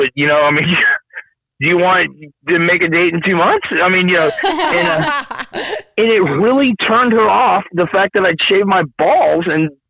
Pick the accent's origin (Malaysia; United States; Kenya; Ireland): Ireland; I'm not a hairy guy. I'm Irish. I'm not a hairy guy.